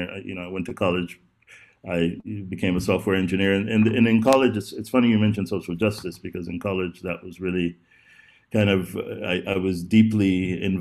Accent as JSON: {"language": "English", "region": "Texas", "country": "United States", "tie": "born or raised there", "also_born_or_lived": "Oklahoma", "said": "I'm from, I was uh, raised, my father was in the oil business initially. I was raised between Texas and Oklahoma."}